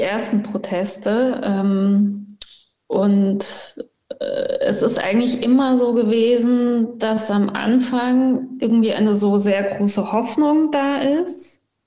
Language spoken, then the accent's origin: German; Cologne, North Rhine-Westphalia, Germany; moved away as an adult; also born or lived in Iran; now in Graz, Austria; ich bin ja in Köln-Junkersdorf aufgewachsen